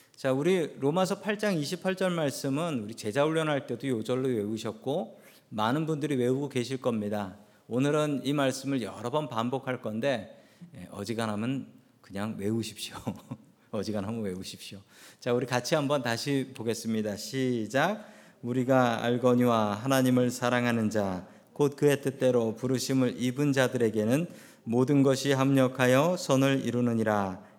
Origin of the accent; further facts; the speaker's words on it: South Korea; now in United States; 한국에서 태어났던 우리들을 미국으로 보내주셨습니다.